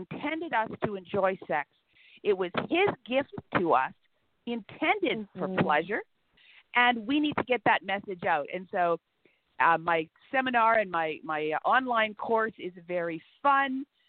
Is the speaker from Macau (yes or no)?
no; Canada; I am a Canadian